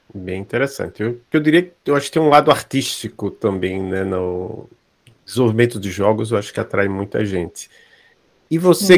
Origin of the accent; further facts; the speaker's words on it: Maceió, Alagoas, Brazil; eu sou de Maceió